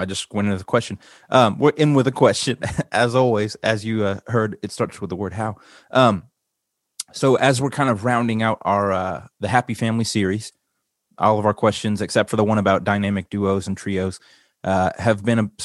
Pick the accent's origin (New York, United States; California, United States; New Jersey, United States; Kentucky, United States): Kentucky, United States; Elizabethtown; found E-Town. And so that's how we ended up here